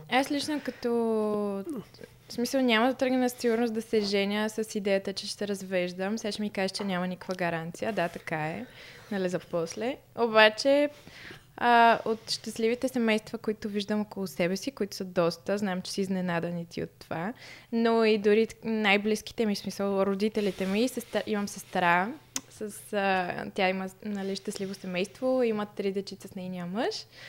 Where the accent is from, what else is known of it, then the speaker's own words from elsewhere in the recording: Stara Zagora, Stara Zagora Province, Bulgaria; moved away as an adult; now in Sofia, Bulgaria; аз съм от Стара Загора, като дойдох да уча в София